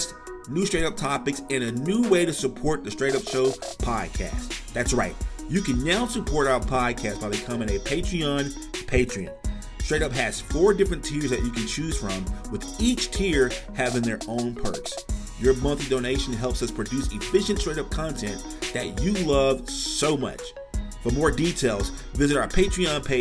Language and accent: English; Shreveport, Louisiana, United States; accent: Louisiana; I grew up in Shreveport, Louisiana